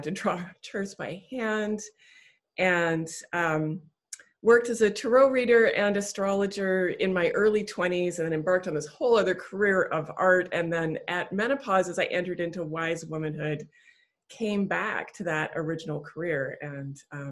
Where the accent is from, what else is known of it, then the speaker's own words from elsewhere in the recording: Canada; my childhood growing up on the east coast of Canada on the Bay of Fundy